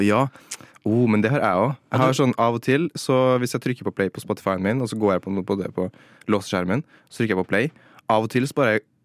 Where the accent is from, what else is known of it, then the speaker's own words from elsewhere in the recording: Trondheim, Trøndelag, Norway; jeg er jo fra Trondheim